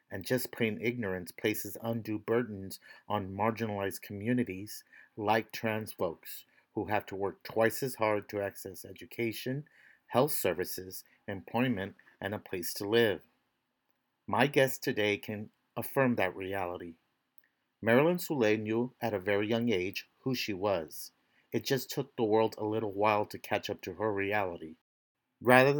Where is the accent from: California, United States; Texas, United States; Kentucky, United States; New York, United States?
Texas, United States; Brownsville; now in Washington, D.C., United States; when you and I were growing up in the 80s, in that time period, it was hard being LGBTQ and growing up in the Valley